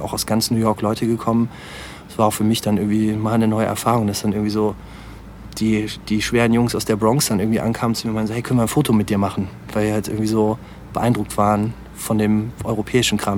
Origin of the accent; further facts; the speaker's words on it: Aachen, North Rhine-Westphalia, Germany; ich komme nicht gebürtig aus, aus Aachen, aber ähm, bin halt natürlich hier zur Schule gegangen und äh, auch hier zur Grundschule und so. Also man kann schon sagen, dass ich äh, schon, schon, Aachen. schon Aachener bin.